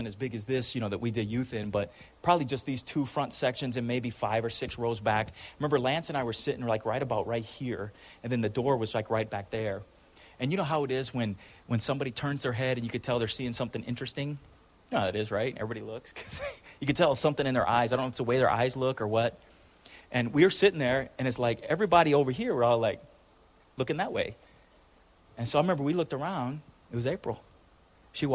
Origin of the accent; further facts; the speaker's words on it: Chula Vista, California, United States; I grew up in Chula Vista, which is South Side San Diego